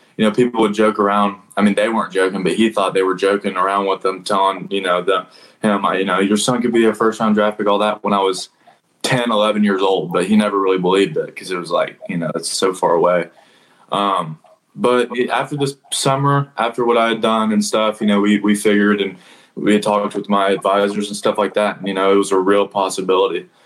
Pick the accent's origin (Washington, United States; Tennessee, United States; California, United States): Tennessee, United States; Nashville; I kind of played locally around here in Nashville